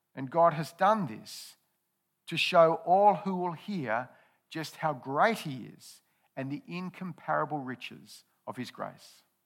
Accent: Australia; I've been an Australian citizen all my life. I've grown up and enjoyed the benefits of living in Aus-, Australia.

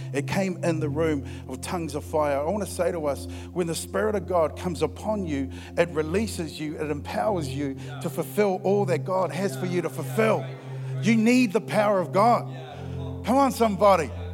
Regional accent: Christchurch, Canterbury, New Zealand; I'm from Christchurch and, and, and, we are loud down there

